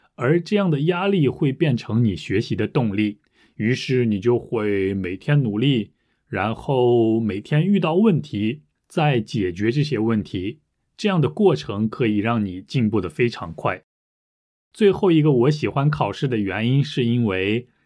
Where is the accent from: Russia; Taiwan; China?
Russia; Chinese is a second language; 我来自俄罗斯